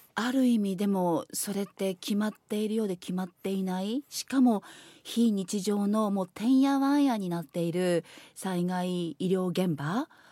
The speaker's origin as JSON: {"language": "Japanese", "town": "Kanazawa", "region": "Ishikawa", "country": "Japan", "tie": "born or raised there", "said": "私も石川県の出身でまあ、私は金沢にで生まれ育ったものですから"}